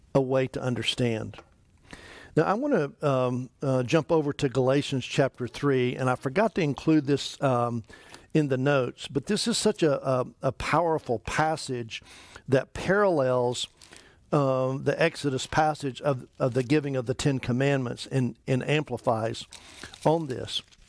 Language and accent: English; East Tennessee, United States; I grew up in East Tennessee